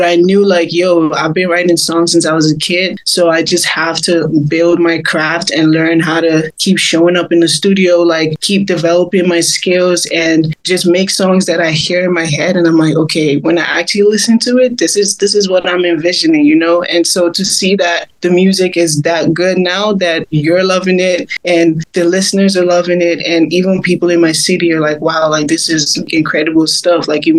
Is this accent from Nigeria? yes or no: yes; Port Harcourt, Rivers State, Nigeria; Growing up in Africa, like, it was hard for me to, like, actually sing songs that I wanted to sing about